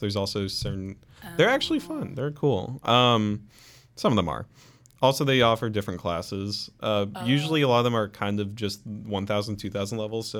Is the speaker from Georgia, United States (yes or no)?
yes; Atlanta, Georgia, United States; moved away as an adult; now in Milledgeville, United States; I'm just from Atlanta.